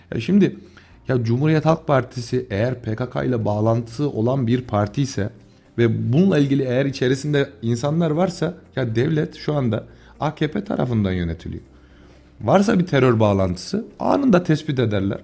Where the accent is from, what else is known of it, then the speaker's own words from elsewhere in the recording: Tomarza, Kayseri Province, Turkey; ben Tomarza Gülveren'de yetişmiş. Babası burada esnaf olan birisiyim.